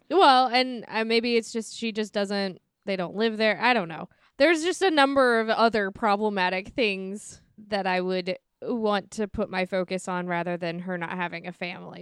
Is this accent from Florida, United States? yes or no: no; St. Louis, Missouri, United States; I'm from Saint Louis